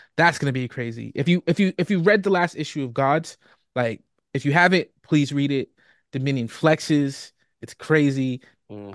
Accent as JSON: {"language": "English", "town": "Boston", "region": "Massachusetts", "country": "United States", "tie": "born or raised there", "said": "I was born and raised in Boston"}